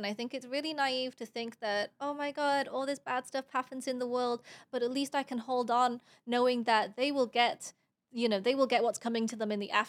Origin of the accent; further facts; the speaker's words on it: United Kingdom; I'm from Britain.